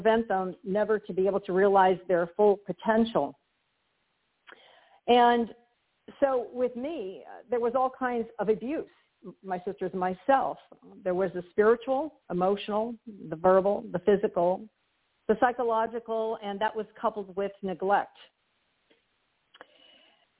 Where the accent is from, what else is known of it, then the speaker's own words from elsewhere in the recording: Hialeah, Florida, United States; I was born in Hialeah, Florida